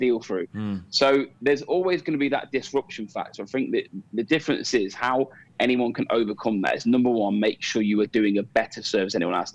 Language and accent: English; Coventry, West Midlands, United Kingdom; now in Dubai, United Arab Emirates; as a Cov boy that comes from Coventry, I sponsor my hometown football club